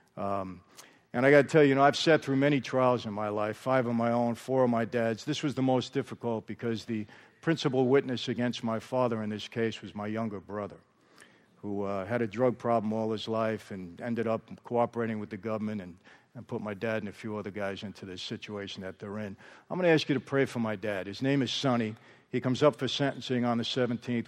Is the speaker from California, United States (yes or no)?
no; New York, United States; now in Marina del Rey, United States; I grew up in New York where there are five organized crime families.